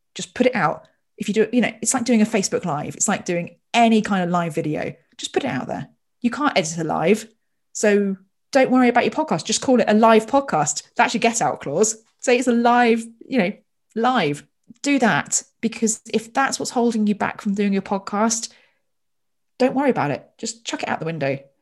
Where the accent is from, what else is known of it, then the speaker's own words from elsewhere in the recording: Royal Berkshire, South East England, United Kingdom; I was born in Royal Berkshire